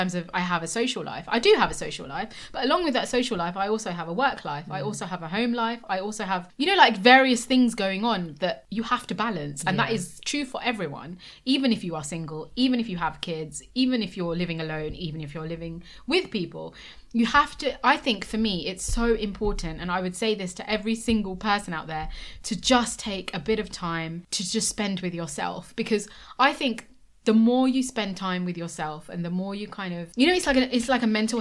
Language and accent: English; United Kingdom; we are British Asian women